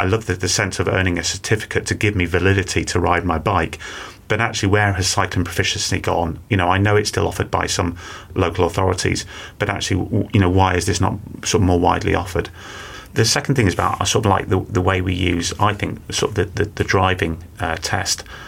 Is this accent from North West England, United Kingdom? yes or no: yes; Manchester, North West England, United Kingdom; I grew up in Manchester, and my parents encouraged me and my two brothers to cycle